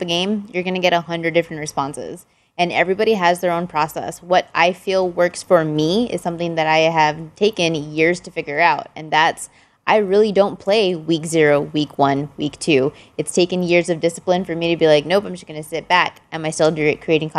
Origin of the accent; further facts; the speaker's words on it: Texas, United States; I was born and raised in Texas